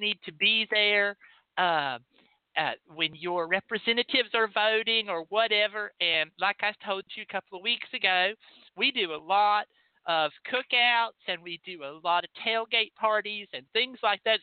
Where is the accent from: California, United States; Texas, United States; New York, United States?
Texas, United States; I'm from Texas